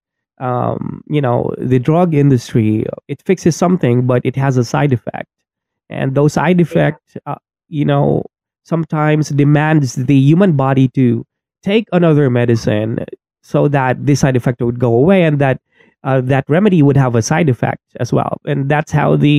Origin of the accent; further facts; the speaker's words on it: Philippines; also born or lived in Makati / China; now in Mindanao, Philippines; I'm a Filipino